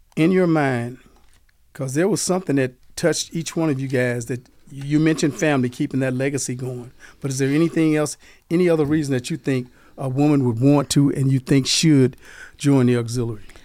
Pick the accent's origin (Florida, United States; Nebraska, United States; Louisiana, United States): Louisiana, United States; Delhi; now in Las Vegas, United States; I'm from Delhi, Louisiana.